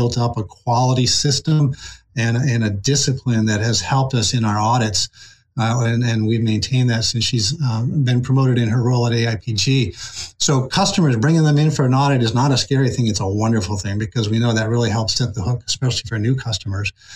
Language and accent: English; Rhode Island, United States; moved away as an adult; also born or lived in Wallingford, Connecticut; now in Massachusetts, United States; Rhode Island is the place where I kind of, my formative years, where I grew up and enjoyed the Narragansett Bay